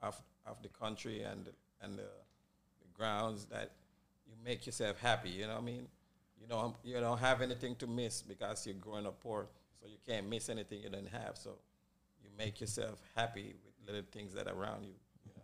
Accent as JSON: {"language": "English", "country": "Jamaica", "said": "You know, Yadi, man, Jamaican."}